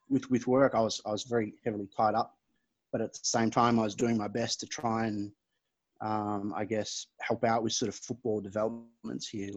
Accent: Fiji; moved away; My background's Fijian, so I was born and raised here in Fiji

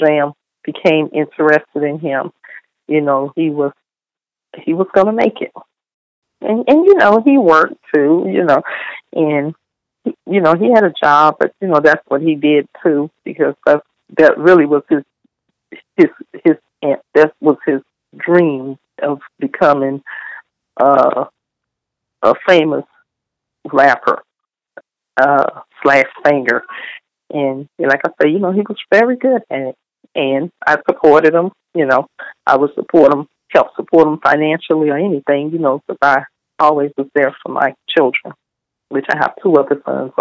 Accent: the South, United States; I was raised in the South and I believe in family

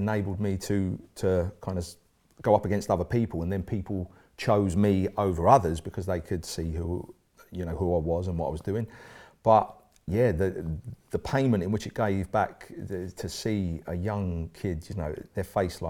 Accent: East of England, United Kingdom; now in Swansea, United Kingdom; So I had to make a fresh start, and I came from Essex to Swansea, which is where I'm now living with my beautiful wife Emma

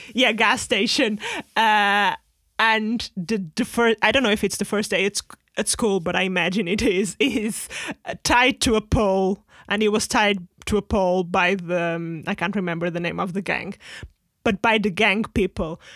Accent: Portugal; moved away; at the time we were, like, in Portugal

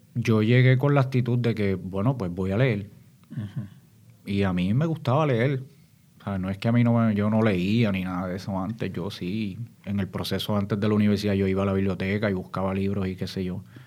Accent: San Juan, Puerto Rico; also born or lived in Santo Domingo, Dominican Republic; yo me crío en Santurce, en Barrio Obrero. Este, soy padre de inmigrantes dominicanos, yo mismo soy dominicano, nací en Santo Domingo y a la edad de seis años pues llegó a Puerto Rico

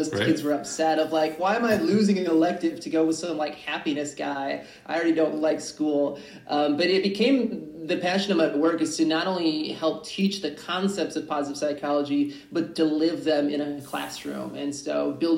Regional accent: Michigan, United States; my home state of Michigan

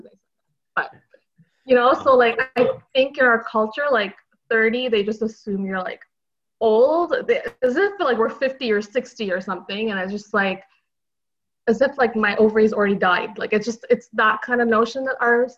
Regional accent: Montreal, Quebec, Canada; I'm from Montreal, Quebec

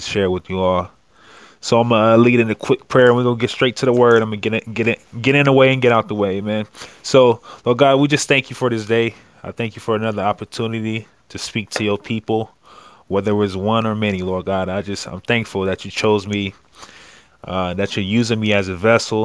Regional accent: Akron, Ohio, United States; I'm from Akron, Ohio

